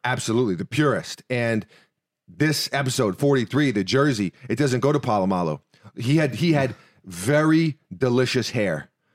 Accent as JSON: {"language": "English", "town": "New York City", "region": "New York", "country": "United States", "moved": "yes", "lives_now": "Florida, United States", "said": "we're from New York City"}